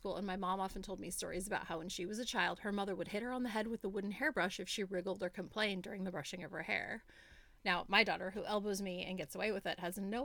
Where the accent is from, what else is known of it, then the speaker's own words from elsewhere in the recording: United States; moved away as an adult; now in Australia; growing up in America